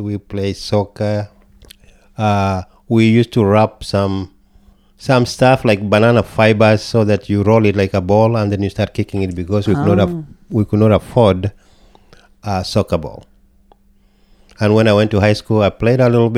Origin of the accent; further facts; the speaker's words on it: Kenya; also born or lived in New York / New Jersey / Dallas, Texas / Minnesota; now in United States; I come from Kenya, born and raised, immigrated to America